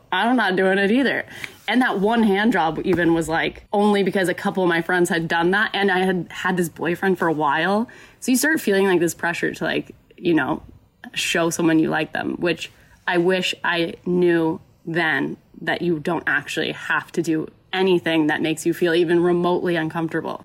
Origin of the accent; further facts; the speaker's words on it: Carrollton, Texas, United States; moved away as an adult; also born or lived in Oklahoma; I grew up in Dallas, Texas, technically in Carrollton, so like the suburbs of Dallas